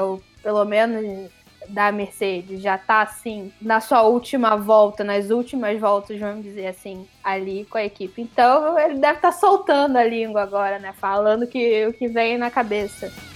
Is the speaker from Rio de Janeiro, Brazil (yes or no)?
yes; Niterói, Rio de Janeiro, Brazil; moved away; água de Niterói, que é a que é a companhia de água lá da minha cidade natal